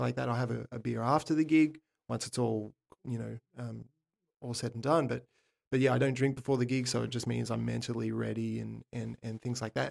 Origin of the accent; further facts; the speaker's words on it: Sydney, New South Wales, Australia; I'm from Sydney, Australia